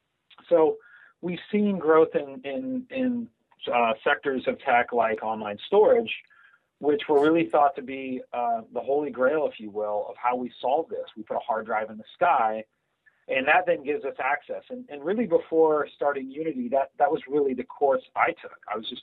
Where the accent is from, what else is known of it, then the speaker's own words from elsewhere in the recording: California, United States; also born or lived in Germany / United Kingdom / France; I was born in Germany, lived in the UK, lived in France, came to the US when I was fairly young, and you know, spent most of my life in Southern California.